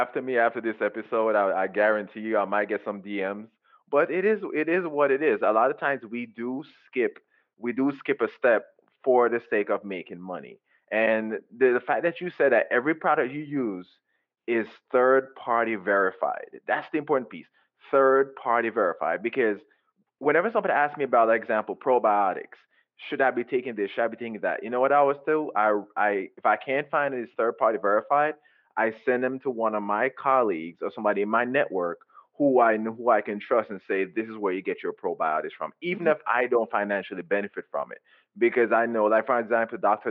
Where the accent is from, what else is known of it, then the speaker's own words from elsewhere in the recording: Jamaica; I grew up in Jamaica